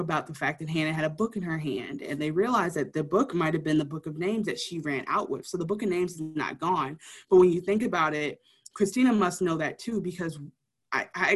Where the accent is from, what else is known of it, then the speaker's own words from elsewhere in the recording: Detroit, Michigan, United States; being from Detroit